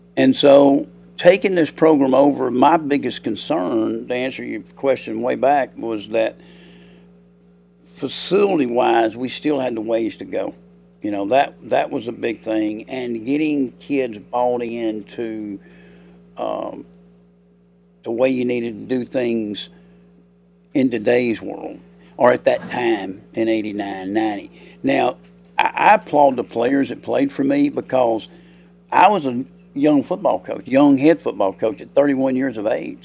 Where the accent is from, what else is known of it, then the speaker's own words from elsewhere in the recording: Ohatchee, Alabama, United States; I'm from Ohatchee. I grew up at Ohatchee